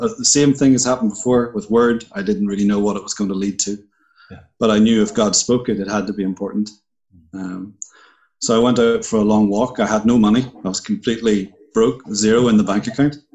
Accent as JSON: {"language": "English", "town": "Bangor", "region": "Northern Ireland", "country": "United Kingdom", "tie": "born or raised there", "also_born_or_lived": "Puerto Rico", "moved": "as an adult", "said": "I'm from Northern Ireland. I was uh, born in Bangor"}